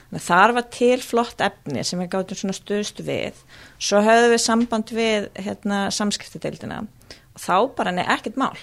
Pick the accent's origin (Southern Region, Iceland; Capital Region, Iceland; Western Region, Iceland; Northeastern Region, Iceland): Capital Region, Iceland; Reykjavík; also born or lived in Australia; ég er fættu uppalinn í Reykjavík